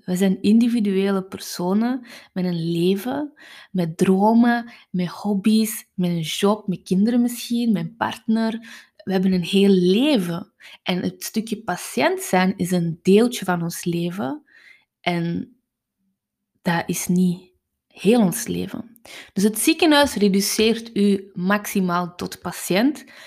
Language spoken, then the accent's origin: Dutch; Kempen, Flanders, Belgium; Ik ben van de Kempen